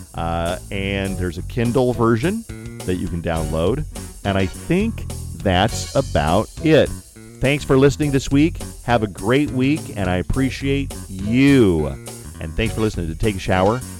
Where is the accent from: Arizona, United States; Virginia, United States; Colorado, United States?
Colorado, United States; Colorado Springs; Colorado Springs, my hometown